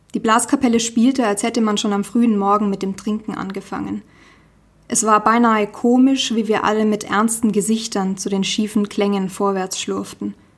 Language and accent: German; Nuremberg, Bavaria, Germany; ich bin in einem Vorort von Nürnberg tatsächlich aufgewachsen